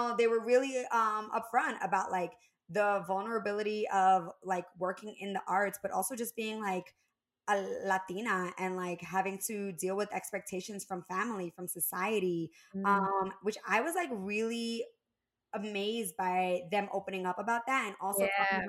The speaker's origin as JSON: {"language": "English", "region": "New Jersey", "country": "United States", "tie": "born or raised there", "moved": "as an adult", "lives_now": "Los Angeles, United States", "said": "I grew up in Jersey"}